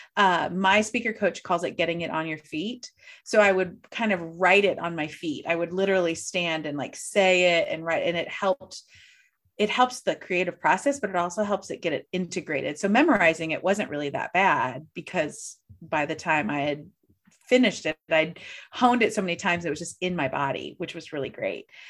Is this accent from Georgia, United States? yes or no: no; St. Louis, Missouri, United States; I'm from Saint Louis